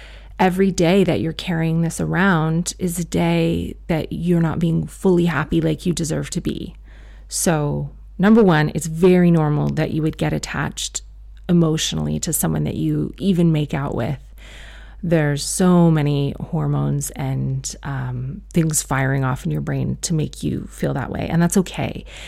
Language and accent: English; South Africa; I am South African. I'm a Muslim woman who has a lot of opinions.